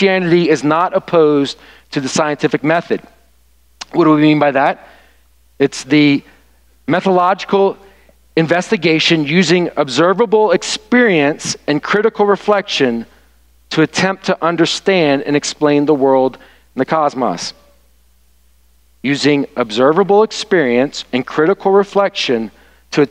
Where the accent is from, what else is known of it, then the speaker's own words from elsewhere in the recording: the South, United States; now in Michigan, United States; where I was raised in the South